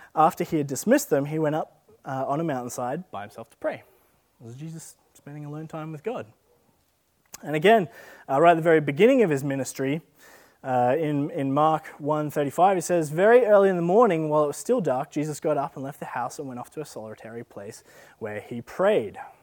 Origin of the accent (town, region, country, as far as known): Australia